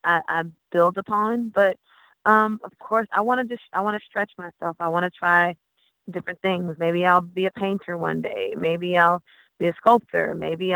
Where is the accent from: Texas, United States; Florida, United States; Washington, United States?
Florida, United States; Haines City; I'm a country girl. I'm from Haines City, Florida